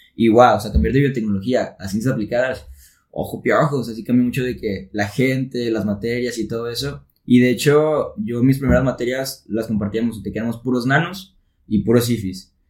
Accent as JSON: {"language": "Spanish", "town": "Tepic", "region": "Nayarit", "country": "Mexico", "moved": "yes", "lives_now": "Monterrey, Mexico", "said": "soy de Tepic Nayarit y yo estoy acá en Monterrey"}